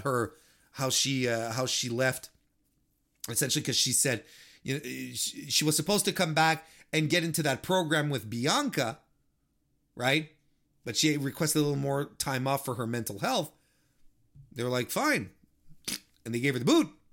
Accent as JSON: {"language": "English", "country": "Canada", "said": "I'm, I'm Canadian"}